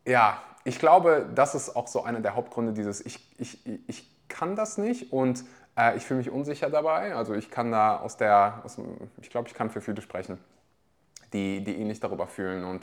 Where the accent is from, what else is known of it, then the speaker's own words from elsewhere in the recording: Weeze, North Rhine-Westphalia, Germany; Also ich komme aus dem Dorf, das heißt Weze.